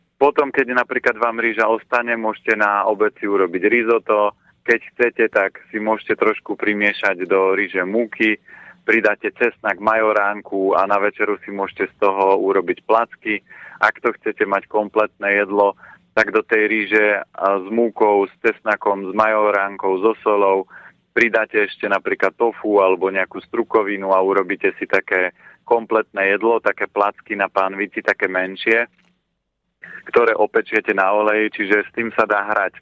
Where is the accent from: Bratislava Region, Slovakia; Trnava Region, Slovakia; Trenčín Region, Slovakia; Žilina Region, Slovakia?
Žilina Region, Slovakia; Orava; u nás na Orave sme nevolali melón, ale bola to dýňa.